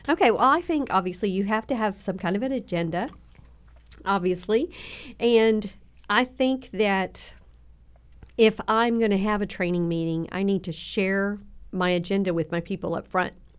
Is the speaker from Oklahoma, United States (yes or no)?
yes; Southern Oklahoma, United States; accent: twang; moved away; also born or lived in Tennessee; Southern, Southern Oklahoma